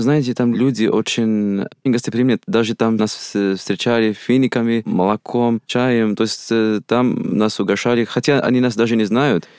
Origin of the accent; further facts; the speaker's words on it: Algeria; Russian is a second language; moved away as an adult; now in Russia; Я из Алжира. Мне 22 года. Я 4 года как изучаю русский язык. И 2 года в России